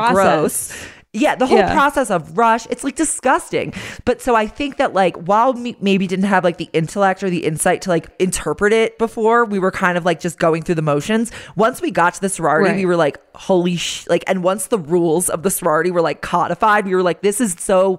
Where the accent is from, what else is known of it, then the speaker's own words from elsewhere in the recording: Roslyn, New York, United States; we grew up in Roslyn